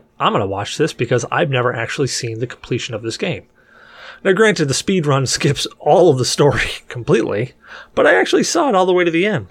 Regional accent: United States; I'm an American

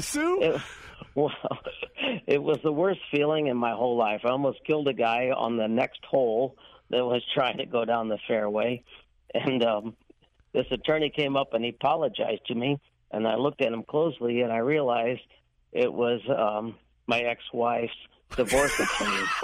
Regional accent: St. Louis, Missouri, United States; right here in St. Louis

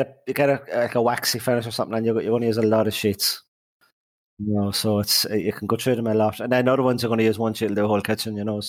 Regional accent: Ireland; moved away as an adult; also born or lived in Boston; we're Irish.

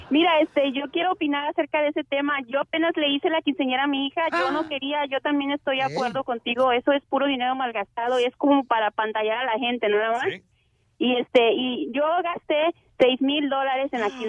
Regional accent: Honduras; Honduras. Soy hondureña. Arriba Honduras.

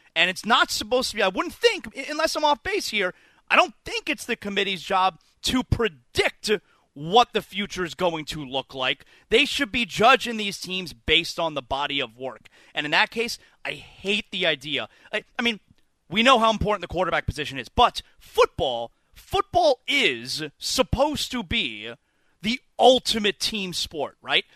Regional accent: South Florida, United States; I grew up here in South Florida

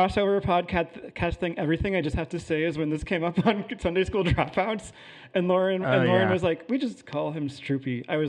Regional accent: Indiana, United States; I grew up in Indiana too.

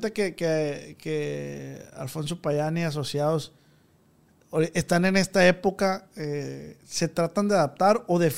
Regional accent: Badiraguato, Sinaloa, Mexico; Yo soy de Badiraguato, oiga.

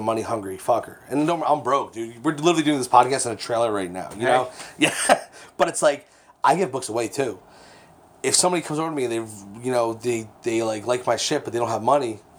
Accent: Keyport, New Jersey, United States; growing up in Keyport

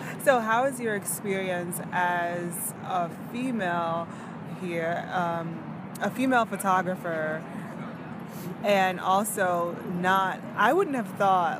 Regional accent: Louisiana, United States; now in New York, United States; I'm from Louisiana. I say it, like, every episode, everyone I meet, I'm from Louisiana.

